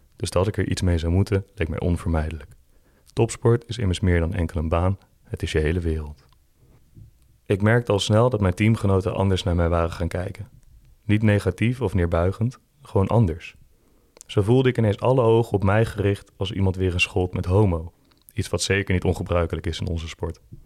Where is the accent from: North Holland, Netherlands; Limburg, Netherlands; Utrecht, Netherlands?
Utrecht, Netherlands; Veenendaal; Ik ben opgegroeid in Veenendaal